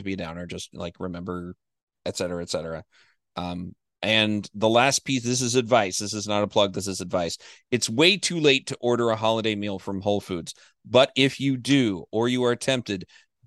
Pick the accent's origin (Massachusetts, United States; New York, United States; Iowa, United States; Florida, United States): Florida, United States; I was born in Florida